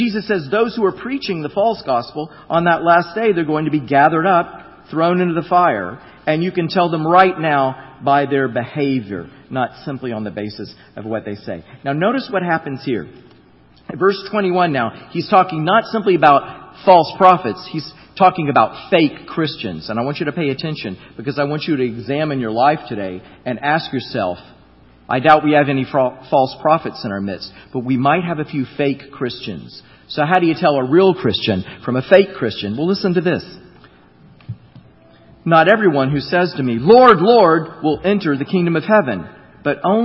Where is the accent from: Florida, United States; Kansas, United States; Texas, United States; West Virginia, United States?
Florida, United States; I grew up in Florida.